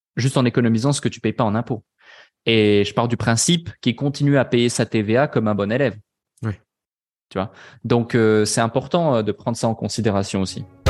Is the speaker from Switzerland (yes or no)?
yes; Switzerland; now in Dubai, United Arab Emirates; personnellement, je suis pas français. Euh, donc, euh, je suis suisse